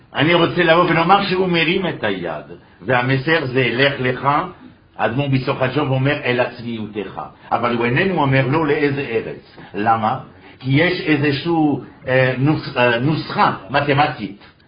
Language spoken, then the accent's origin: Hebrew; France; moved away; גדלנו בשמאל הקיצוני בצרפת